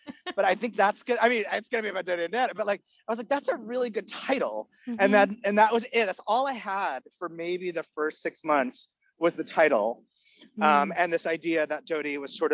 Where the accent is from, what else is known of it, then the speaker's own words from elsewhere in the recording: Canada; first language Egyptian Arabic; English is a second language; I was born and raised in Canada